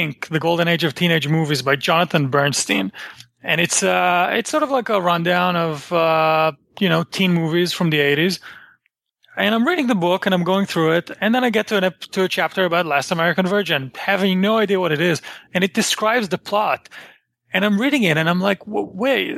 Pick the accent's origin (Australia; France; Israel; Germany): Israel; I grew up in Israel